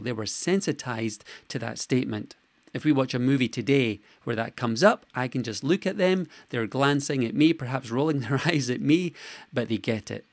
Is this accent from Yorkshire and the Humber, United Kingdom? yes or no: no; Scotland, United Kingdom; I was born in Scotland